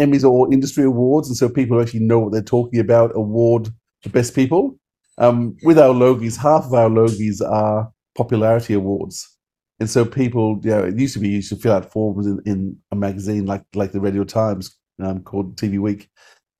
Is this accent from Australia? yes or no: yes; Australia; as an Aussie